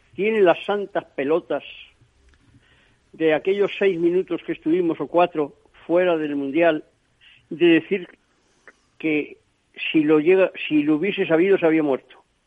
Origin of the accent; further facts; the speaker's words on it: Spain; yo soy español